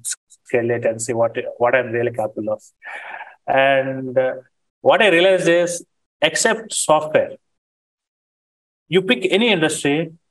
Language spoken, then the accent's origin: English; India; Being Indian, I think you can empathize with me.